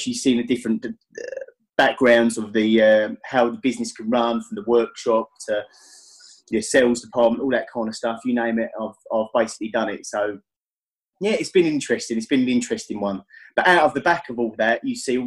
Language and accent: English; Essex, East of England, United Kingdom; I am from Essex in England, so roughly about sort of 45 minutes out of London by train